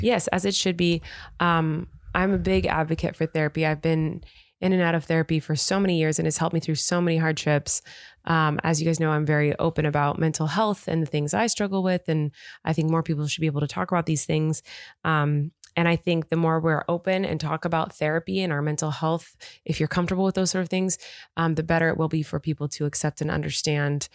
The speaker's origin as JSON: {"language": "English", "region": "California", "country": "United States", "tie": "born or raised there", "said": "I am from California, born and raised"}